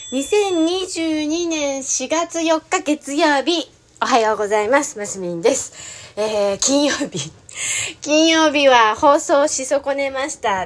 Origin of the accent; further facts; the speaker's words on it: Hachioji, Tokyo, Japan; moved away; 地元の八王子の方に行って、えー、中学校の時のお友達と会ったり